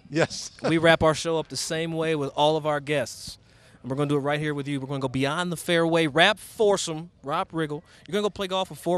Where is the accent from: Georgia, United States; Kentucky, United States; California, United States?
Kentucky, United States; I'm from Kentucky, so I'm a little country sometimes.